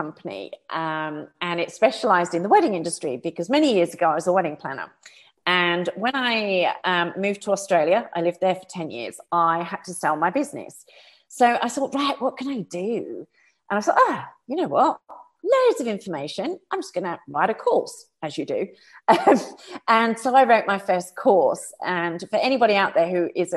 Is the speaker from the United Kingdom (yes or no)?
yes; United Kingdom; I'm a Brit.